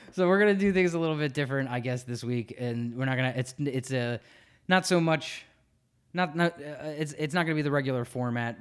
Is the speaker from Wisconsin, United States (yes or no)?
no; Philadelphia, Pennsylvania, United States; born and raised in Philadelphia